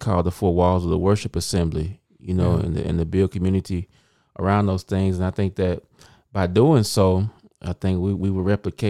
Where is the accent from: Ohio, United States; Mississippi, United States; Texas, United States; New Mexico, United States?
Mississippi, United States; moved away as an adult; now in Memphis, United States; I'm from Mississippi.